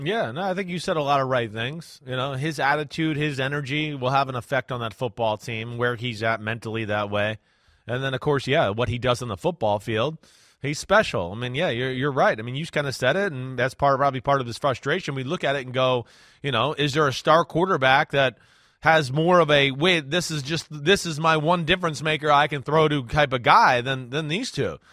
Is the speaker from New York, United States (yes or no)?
yes; New York, United States; as a New Yorker